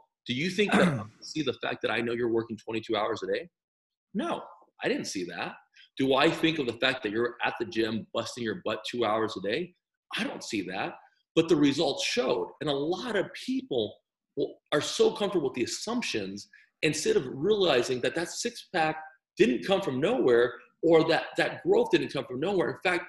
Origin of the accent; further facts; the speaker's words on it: El Paso, Texas, United States; I'm from El Paso.